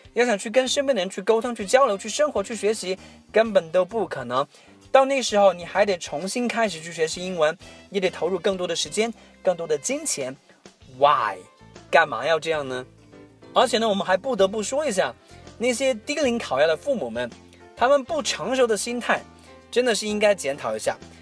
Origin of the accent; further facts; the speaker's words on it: China; 我们中国人就那么喜欢作弊，那么喜欢走捷径